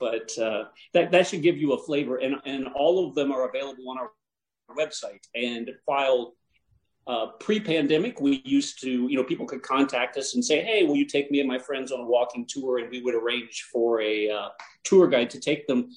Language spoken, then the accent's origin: English; Ohio, United States; moved away; I'm originally from Ohio